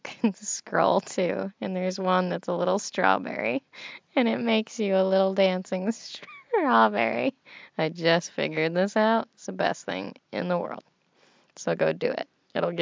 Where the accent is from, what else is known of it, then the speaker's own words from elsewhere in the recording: United States; Estados Unidos